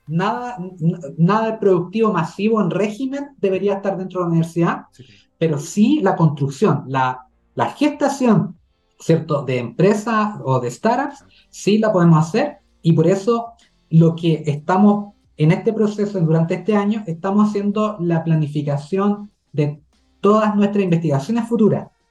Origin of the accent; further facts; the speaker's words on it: Chile; como chilenos y chilenas